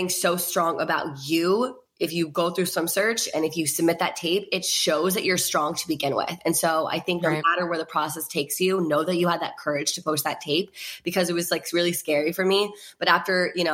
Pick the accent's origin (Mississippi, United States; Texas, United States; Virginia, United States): Virginia, United States; all my best friends from Virginia, which like, thank God I was with them, like my hometown friends